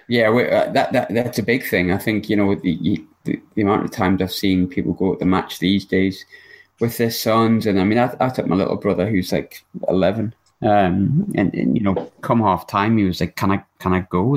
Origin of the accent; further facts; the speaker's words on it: Sunderland, North East England, United Kingdom; We're from we're from Sunderland, very much a, a red side